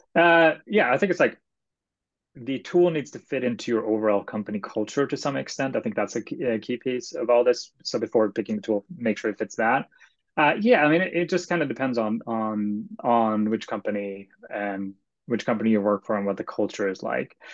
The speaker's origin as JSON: {"language": "English", "country": "Sweden", "tie": "born or raised there", "moved": "yes", "said": "I am originally from Sweden, and so in Sweden you pick a high school major, and mm. my high school major was actually math and computer science"}